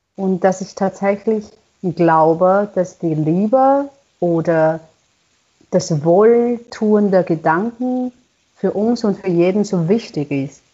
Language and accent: German; China; German is a second language; moved away as an adult; now in Austria; für mich als Chinesin, die so weit gereist ist, um Musik hier zu studieren